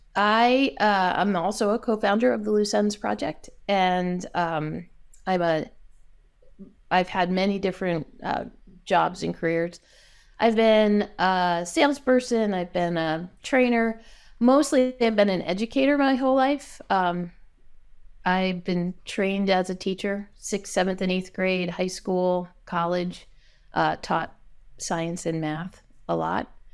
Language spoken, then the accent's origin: English; New Jersey, United States; now in Seattle, United States; I grew up in New Jersey